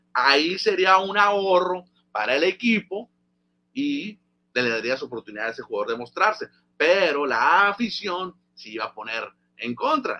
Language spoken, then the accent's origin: Spanish; Mexico; como mexicano